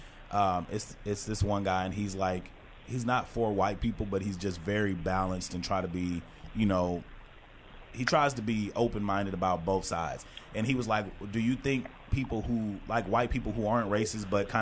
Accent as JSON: {"language": "English", "town": "Texarkana", "country": "United States", "tie": "born or raised there", "said": "growing up in Texarkana"}